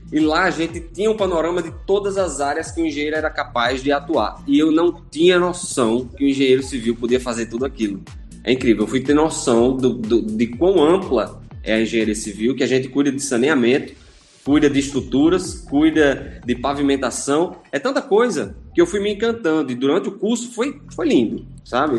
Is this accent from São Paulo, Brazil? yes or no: no; Natal, Rio Grande do Norte, Brazil; sou nascido e criado aqui em Natal